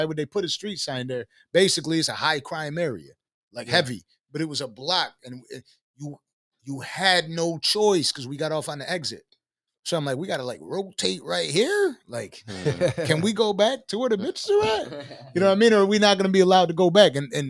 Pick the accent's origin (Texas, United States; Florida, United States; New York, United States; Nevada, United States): New York, United States; Buffalo; I'm from Buffalo.